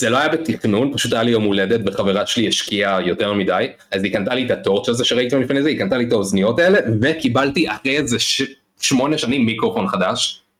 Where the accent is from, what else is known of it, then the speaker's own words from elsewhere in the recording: Oranit, Judea and Samaria Area, Israel; זה יישוב חמש דקות מראש העין